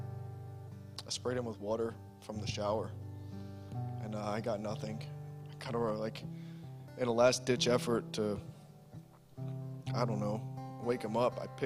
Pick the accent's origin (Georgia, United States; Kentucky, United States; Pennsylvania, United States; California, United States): Georgia, United States; Savannah; moved away as an adult; now in Massachusetts, United States; I'm from Savannah, Georgia